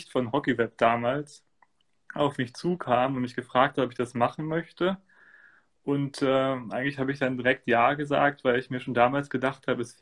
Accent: Göttingen, Lower Saxony, Germany; aufgewachsen bin ich in Göttingen, in, in einer Gegend, wo es sage ich mal, schon Eishockey gibt, in der Stadt selbst nicht.

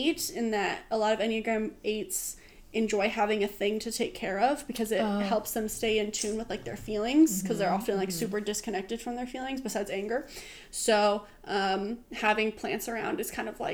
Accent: Oregon, United States; now in Los Angeles, United States; growing up in Oregon, like plants everywhere.

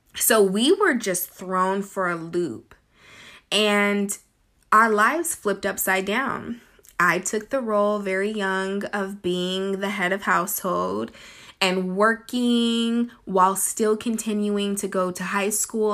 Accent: Sacramento, California, United States; I grew up in the California, Northern California, Sacramento area

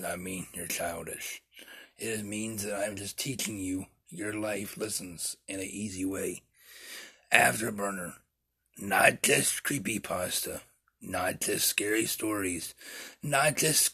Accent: Topeka, Kansas, United States; In our hometown of Topeka

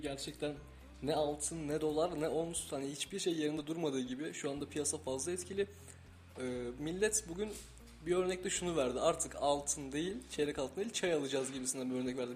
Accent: Denizli, Turkey; now in Kayseri, Turkey; ben Denizliyim

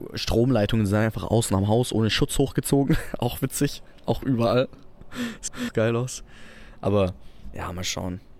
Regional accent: Albstadt, Baden-Württemberg, Germany; bei uns in Albstadt

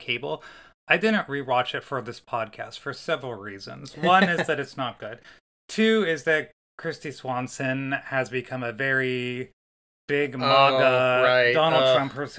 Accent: Northeast Ohio, United States; in terms of Northeast Ohio, I grew up in the Malibu

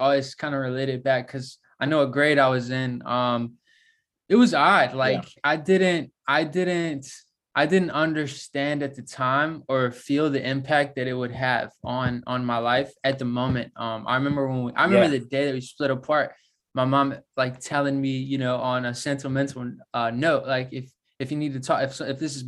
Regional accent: Virginia, United States; moved away as an adult; also born or lived in Florida; I grew up, kind of in the center of Virginia, sort of, like really small town

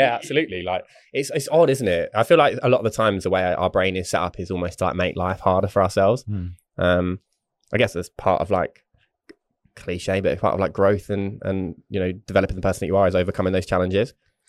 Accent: England, United Kingdom; Obviously I'm English

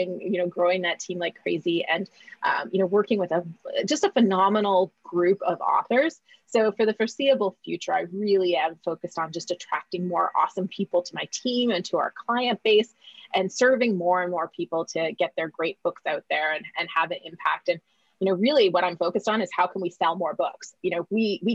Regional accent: Alberta, Canada; moved away as an adult; also born or lived in Vancouver Island, Canada; now in Los Angeles, United States; I grew up in Alberta

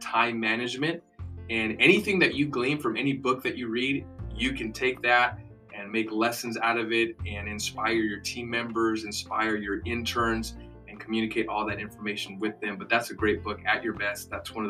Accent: United States; we're American Christians

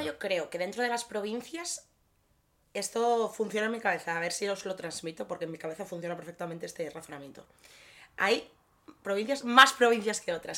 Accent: Gijón, Asturias, Spain; tú y yo venimos de Gijón

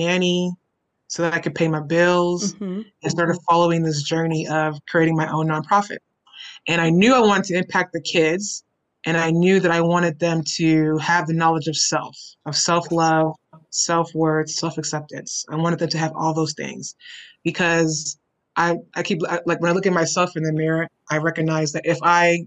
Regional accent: Houston, Texas, United States; I am from Houston, born and raised, native Houstonian, grew up in A-Leaf

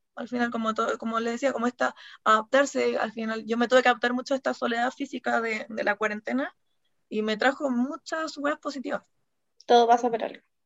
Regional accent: Puerto Montt, Los Lagos, Chile; las dos somos de Puerto Montt

